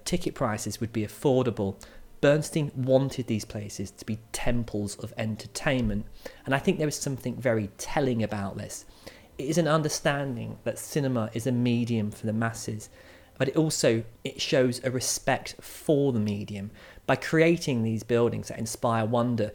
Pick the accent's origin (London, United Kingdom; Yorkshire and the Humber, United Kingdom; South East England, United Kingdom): South East England, United Kingdom; Maidstone; my hometown Maidstone's